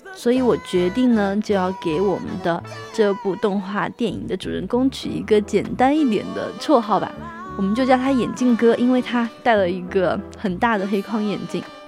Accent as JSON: {"language": "Chinese", "country": "China", "said": "我们中国人喜欢吃火锅"}